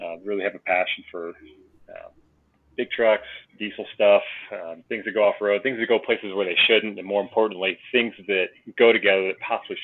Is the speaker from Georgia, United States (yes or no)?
no; Kentucky, United States; now in Colorado, United States; I grew up in Kentucky, you know, hence, you know, the old poor boy from the backwoods